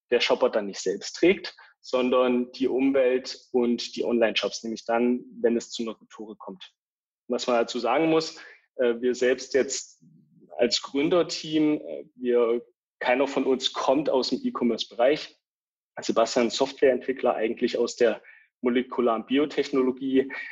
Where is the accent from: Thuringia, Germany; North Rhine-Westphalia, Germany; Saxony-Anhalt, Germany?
Thuringia, Germany; small village near Eisenach; moved away as an adult; also born or lived in Dresden; Ich bin gebürtig aus Thüringen, kleinen Dorf in der Nähe von Eisenach, habe aber die letzten elf Jahre meines Lebens in Dresden verbracht dort studiert